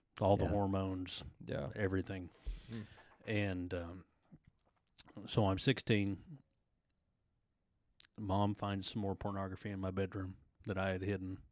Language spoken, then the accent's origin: English; Sapulpa, Oklahoma, United States; Born and raised in Spalpa. Grew up in the same house throughout my childhood